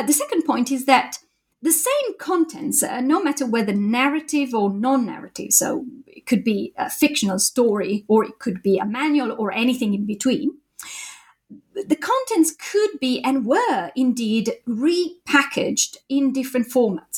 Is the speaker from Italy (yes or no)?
yes; Italy; moved away as an adult; also born or lived in Japan; now in Cambridge, United Kingdom; I did my PhD in Italy, my home country